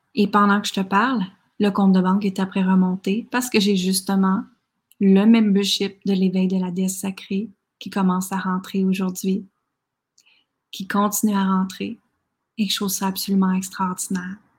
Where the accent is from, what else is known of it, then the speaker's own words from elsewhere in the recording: Quebec, Canada; moved away as an adult; also born or lived in United States; à l'âge de 19 ans, je suis partie du Québec